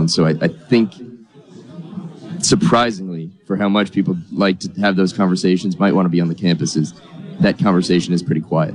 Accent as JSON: {"language": "English", "region": "New York", "country": "United States", "moved": "yes", "said": "I'm an outsider. I'm from New York, so I didn't grow up"}